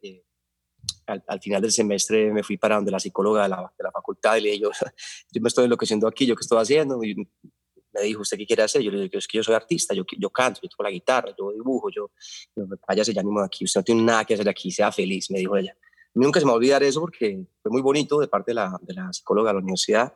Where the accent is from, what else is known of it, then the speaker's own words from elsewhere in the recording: Medellín, Antioquia, Colombia; also born or lived in Carolina del Príncipe; yo nací en 1972 en Medellín, en la clínica El Rosario